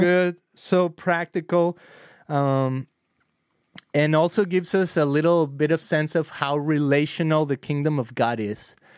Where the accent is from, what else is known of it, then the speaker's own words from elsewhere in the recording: Guadalajara, Jalisco, Mexico; now in Costa Mesa, United States; we grew up together in Costa Mesa, I mean, in Guadalajara many years ago